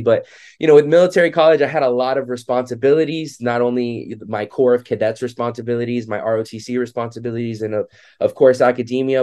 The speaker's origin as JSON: {"language": "English", "town": "Miami Beach", "region": "Florida", "country": "United States", "tie": "born or raised there", "said": "I was born and raised in Miami Beach, Florida."}